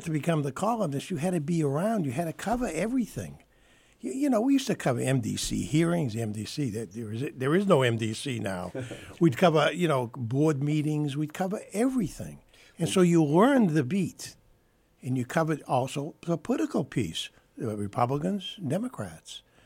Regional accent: Boston, Massachusetts, United States; my first newspaper job was with the Springfield Union, even though I was from Boston.

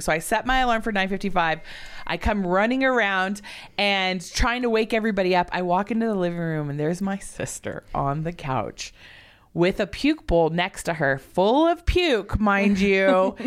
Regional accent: Southern California, United States; moved away; also born or lived in Oregon; I'm from Southern California

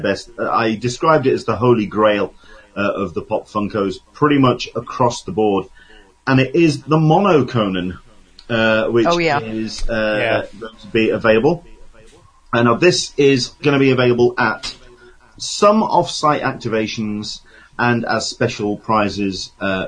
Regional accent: England, United Kingdom; I'm English

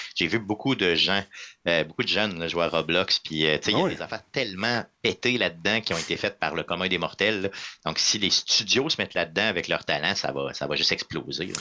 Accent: Quebec City, Quebec, Canada; je viens de la ville de Québec

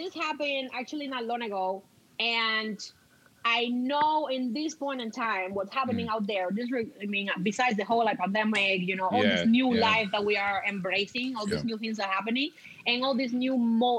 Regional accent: Cuba; moved away as an adult; now in Canada; remember, I'm Cuban. I come from an island.

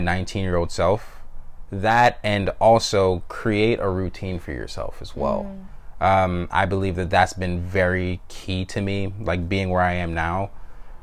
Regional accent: Atlanta, Georgia, United States; moved away as an adult; also born or lived in Jamaica; I grew up in North Atlanta, you know, from the fifth grade all the way until I went to college

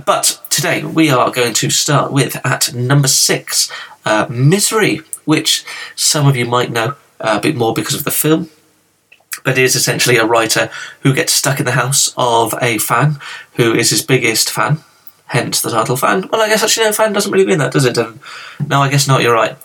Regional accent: England, United Kingdom; I'm from England

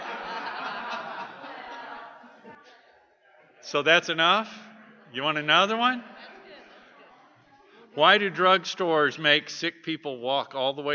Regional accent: Texas, United States; I am a Texan

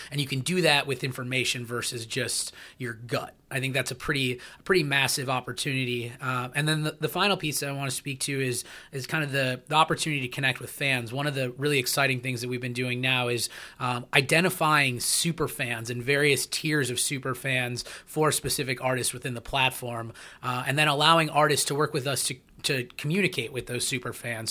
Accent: Minneapolis, Minnesota, United States; my hometown of Minneapolis

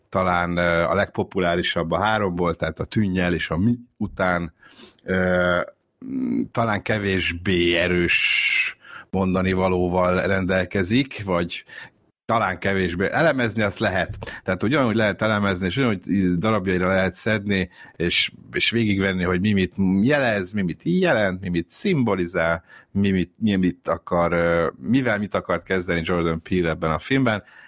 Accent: Budapest, Hungary; tőzsgyökeres pesti vagyok, tehát itt, itt születtem, meg itt éltem mindig

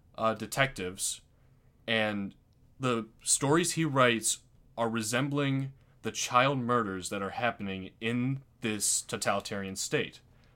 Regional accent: Aurora, Illinois, United States; We are from Aurora, Illinois. We've lived here our whole lives

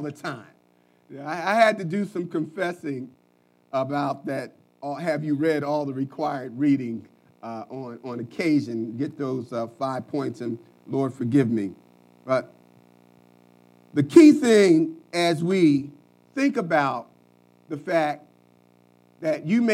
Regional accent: Philadelphia, Pennsylvania, United States; I'm from North Philly

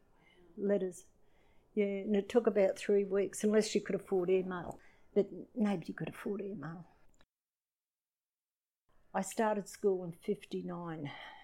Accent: Edinburgh, Scotland, United Kingdom; born there; I was born in Leith, Edinburgh, Scotland, 1953.

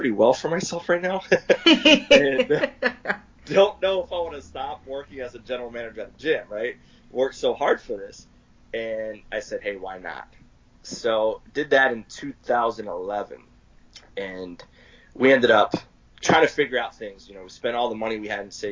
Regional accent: Pennsylvania, United States; moved away as an adult; now in Arizona, United States; So I'm originally from Pennsylvania, and I moved to Arizona at the age of 20

